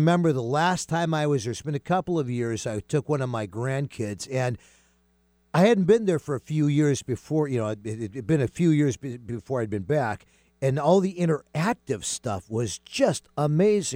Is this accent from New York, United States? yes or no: yes; Binghamton, New York, United States; I grew up in Binghamton, New York